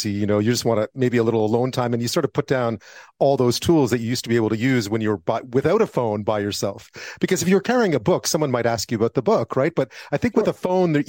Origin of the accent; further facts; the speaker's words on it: Montreal, Quebec, Canada; I grew up in Montreal